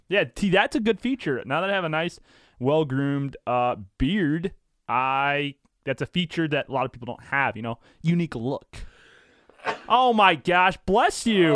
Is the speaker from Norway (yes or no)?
no; St. Louis, Missouri, United States; I am twenty-five from Saint Louis, born at DePaul Hospital on April twenty-ninth, nineteen ninety-four